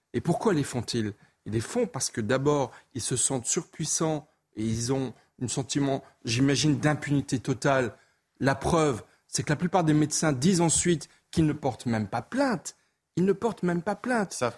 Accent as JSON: {"language": "French", "area": "Alsace", "region": "Grand Est", "country": "France", "said": "Je suis alsacien, je connais bien Mulhouse."}